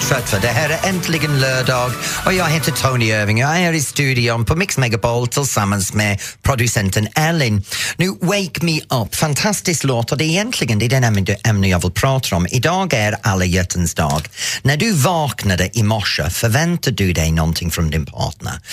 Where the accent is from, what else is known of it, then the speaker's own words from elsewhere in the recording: England, United Kingdom; now in Sweden; när jag var ung i England